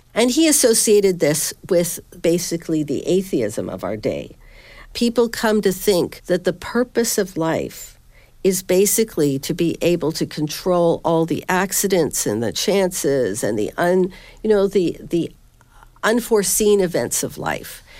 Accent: Southern Ontario, Canada; moved away as an adult; also born or lived in Halifax, Canada; now in Northern Virginia, United States; I teach at Patrick Henry College in Northern Virginia, but I'm originally from Southern Ontario

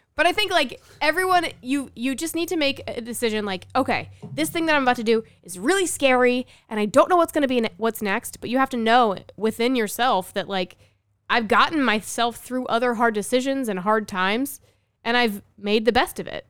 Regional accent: New Jersey, United States; moved away as an adult; also born or lived in California; I'm from New Jersey. So is Sean. Grew up, we went to the same high school

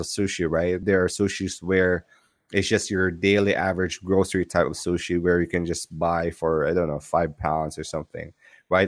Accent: Philippines; I'm from Philippines

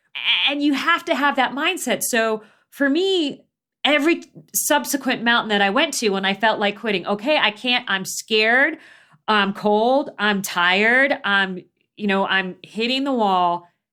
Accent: Phoenix, Arizona, United States; when I was growing up in Phoenix

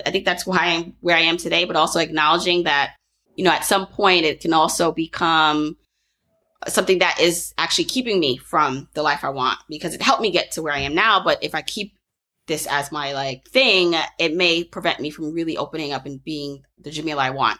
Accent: Jamaica; I'm Jamaican

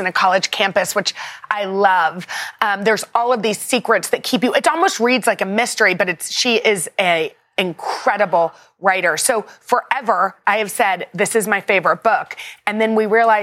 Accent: Texas, United States; as a little kid growing up in Texas

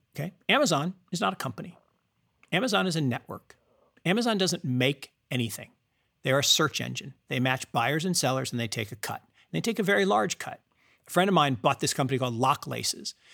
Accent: Seattle, Washington, United States; I grew up in Seattle

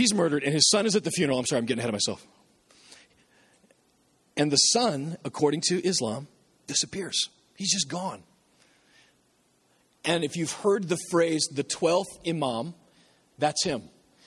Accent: Nebraska, United States; I'm from Nebraska

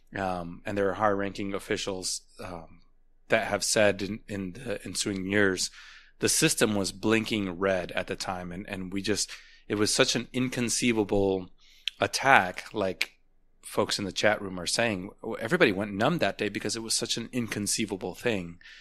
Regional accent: United States; as an American

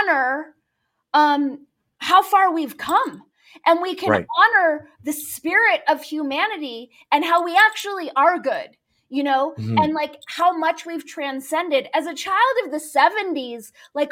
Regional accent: Los Angeles, California, United States; I grew up in Los Angeles

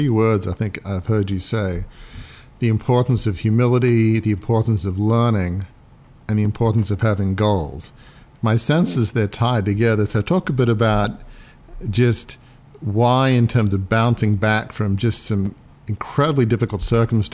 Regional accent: Australia; moved away; I'm from Australia originally

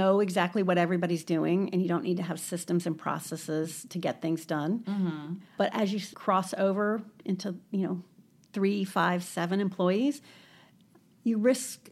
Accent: Iowa, United States; moved away as an adult; also born or lived in Ohio; now in Columbus, United States; I'm from Iowa

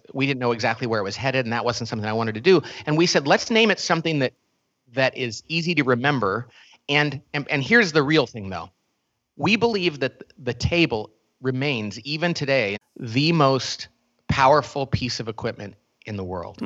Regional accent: Bakersfield, California, United States; I grew up in a little part of Oklahoma called Bakersfield, California. So it's a town in California that is far more like Oklahoma

